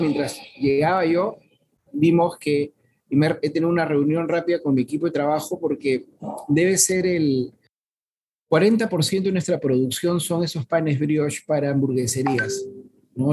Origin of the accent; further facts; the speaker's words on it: Lima, Peru; nosotros no somos el Callao, nosotros somos de Lima